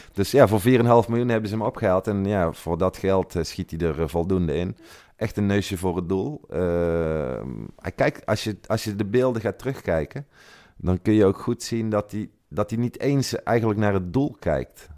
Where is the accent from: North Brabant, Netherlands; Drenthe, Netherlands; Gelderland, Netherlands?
North Brabant, Netherlands; Tilburg; moved away as an adult; now in Italy; ik kom uit Brabant, zoals je kunt horen